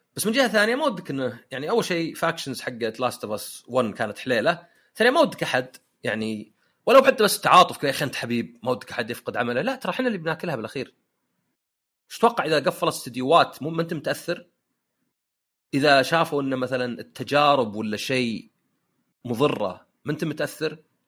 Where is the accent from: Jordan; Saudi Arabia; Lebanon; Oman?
Saudi Arabia; احنا عندنا في السعوديه